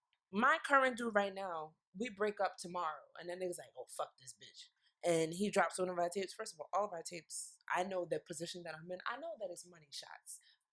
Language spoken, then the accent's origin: English; Nigeria; I'm Nigerian